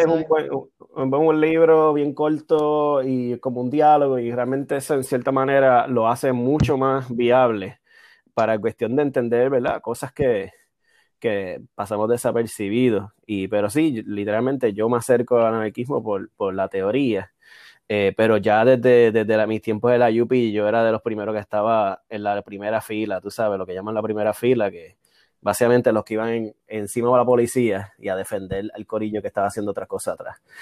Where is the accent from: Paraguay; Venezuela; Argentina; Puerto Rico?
Puerto Rico; Aguadilla; moved away; soy de Aguadilla.